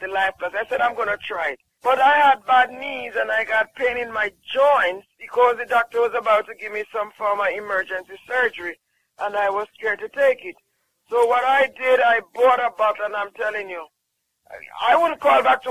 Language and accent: English; Jamaica; I'm from Jamaica